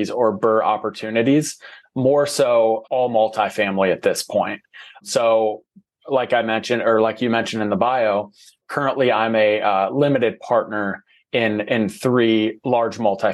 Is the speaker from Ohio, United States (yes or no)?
yes; Ohio, United States; moved away as an adult; now in Arizona, United States; I'm from Ohio